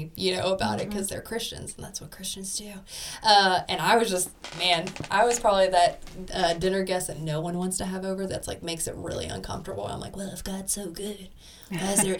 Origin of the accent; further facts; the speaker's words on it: Tennessee, United States; I grew up in Tennessee, so I knew who Jesus was